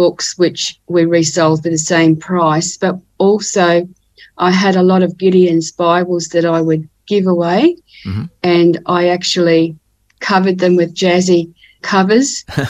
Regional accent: Ipswich, Queensland, Australia; now in Cairns, Australia; I was born in Ipswich, which is near Brisbane in Queensland, and grew up in a working class family

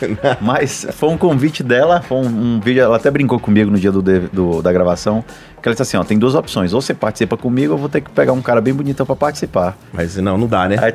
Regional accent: Fortaleza, Ceará, Brazil; Sou de Sobral, não, sou de Fortaleza, cara.

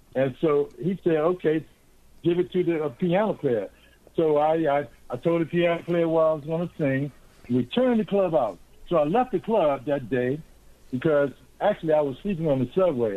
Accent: Washington, District of Columbia, United States; I'm a native Washingtonian, born in 1950. So I grew up during the uh, during the uh, civil rights movement

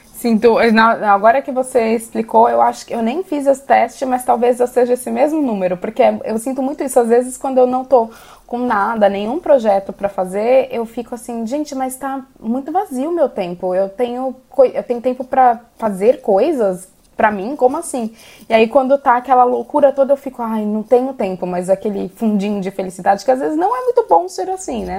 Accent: Brazil; also born or lived in Ireland; now in Portugal; nós enquanto brasileiros

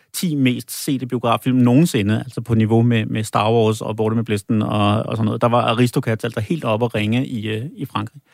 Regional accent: Holbæk, Zealand, Denmark; jeg kommer jo fra Holbæk

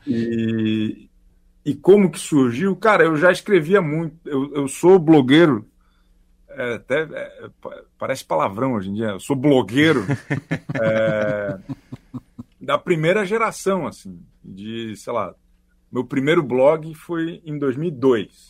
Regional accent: Florianópolis, Santa Catarina, Brazil; moved away as an adult; now in São Paulo, Brazil; Eu sou de Florianópolis, eu moro aqui há 15 anos.

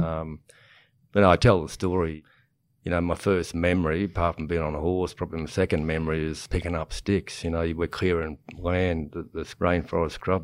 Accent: Proserpine, Queensland, Australia; now in Warwick, Australia; I am at Warwick now. I grew up in Proserpine

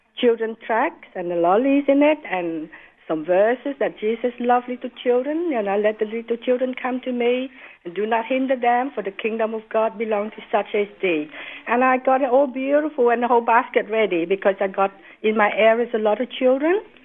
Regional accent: United States; moved away as an adult; now in Australia; I'm an American, and I married an Australian, and I came

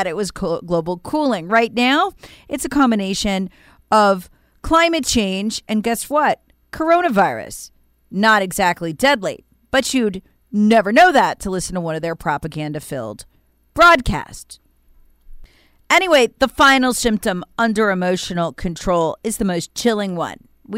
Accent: South Carolina, United States; It's happening right now in my home state of South Carolina.

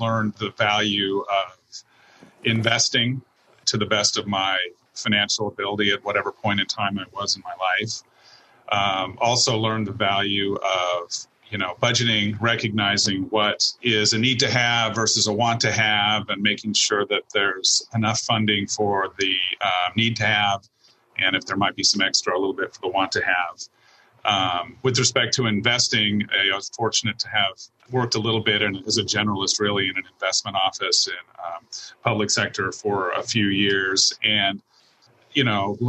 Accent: Seattle, Washington, United States; I was born and raised in Seattle and have lived here almost all of my life

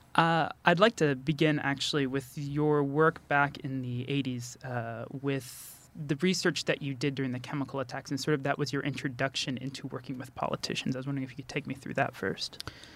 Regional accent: United States; now in Kurdistan, Iraq; As an American

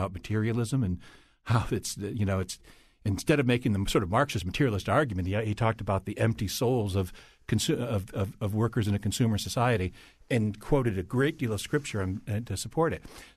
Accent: Hartford, Connecticut, United States; I grew up in Northern Hartford

